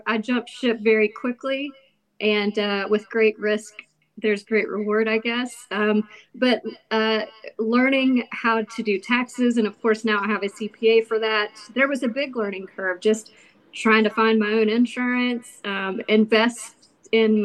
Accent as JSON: {"language": "English", "town": "Oceana", "region": "West Virginia", "country": "United States", "tie": "born or raised there", "also_born_or_lived": "Beckley, West Virginia / Florida", "said": "I was born in Beckley and raised in Oceana"}